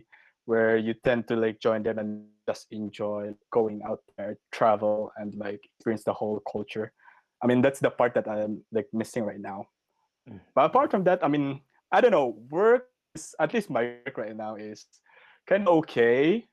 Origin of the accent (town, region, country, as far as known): Philippines; moved away as an adult; now in Japan